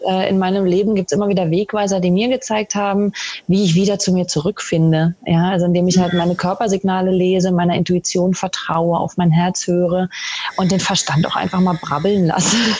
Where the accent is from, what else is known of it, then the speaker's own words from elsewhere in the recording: Berlin, Germany; moved away as an adult; now in Austria; Ich komme ursprünglich aus Berlin